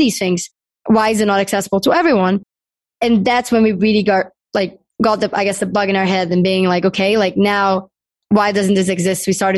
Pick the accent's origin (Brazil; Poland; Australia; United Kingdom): Brazil; moved away as an adult; now in United States; I'm from Brazil